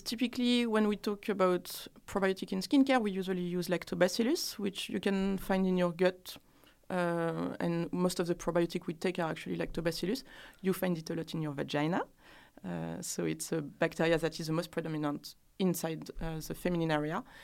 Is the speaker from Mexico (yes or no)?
no; France; accent: French; English is a second language; moved away as an adult; also born or lived in Ireland; now in London, United Kingdom; French women